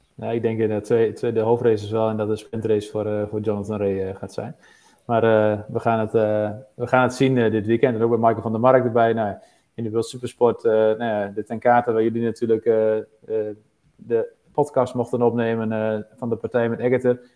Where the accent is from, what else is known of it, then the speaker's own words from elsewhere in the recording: Netherlands; wij als Nederlanders